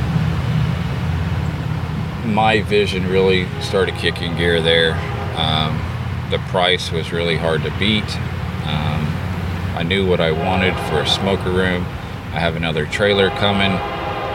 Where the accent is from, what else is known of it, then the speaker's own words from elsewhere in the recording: Round Rock, Texas, United States; I grew up in Round Rock